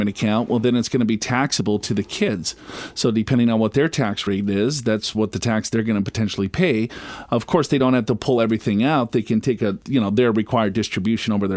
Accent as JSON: {"language": "English", "region": "Minnesota", "country": "United States", "tie": "born or raised there", "said": "I'm from Minnesota"}